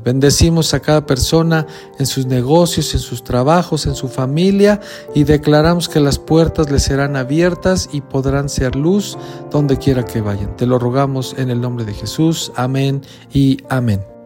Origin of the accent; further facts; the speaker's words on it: Mexico; ser mexicanos, de haber nacido en esta tierra tan bella